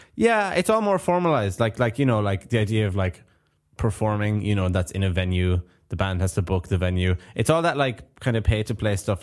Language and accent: English; Clare, Munster, Ireland; now in Japan; I'm from Ireland